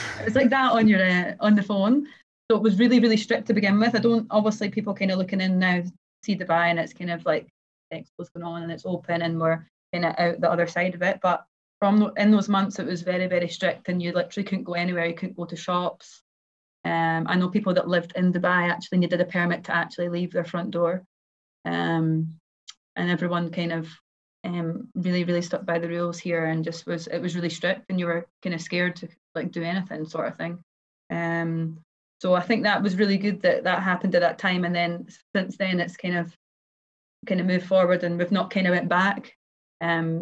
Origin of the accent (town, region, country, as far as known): Kinross, Scotland, United Kingdom; born or raised there; moved away; also born or lived in Aberdeen, Scotland / Glasgow, Scotland